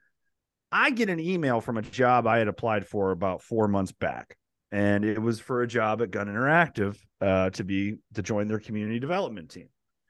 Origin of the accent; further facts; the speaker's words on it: Ashtabula, Ohio, United States; moved away as an adult; also born or lived in Los Angeles, California / Nevada; now in Lexington, United States; I'm from Northeast Ohio. I grew up in Ashtabula